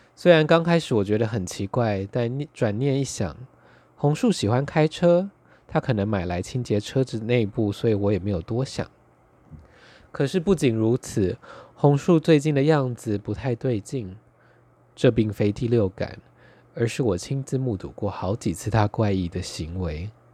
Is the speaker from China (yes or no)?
no; Taitung County, Taiwan; now in Taipei, Taiwan; 我是台东出生，两个人都是乡下人，然后他后来到了东京，我到了台北